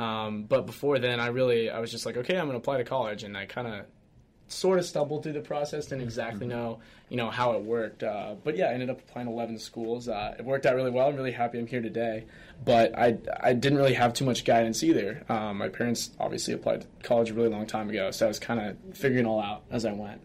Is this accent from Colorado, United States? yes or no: yes; Colorado, United States; moved away; I'm originally from Colorado